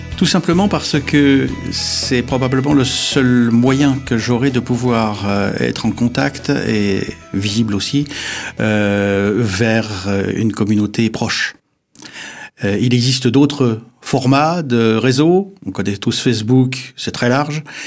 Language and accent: French; Épinal, Grand Est, France; je suis vosgien parce que je suis né à Épinal